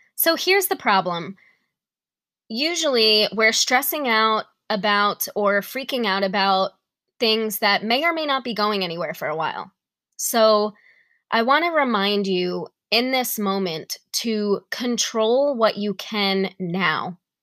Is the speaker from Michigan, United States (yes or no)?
no; New York, United States; now in Tennessee, United States; I'm from New York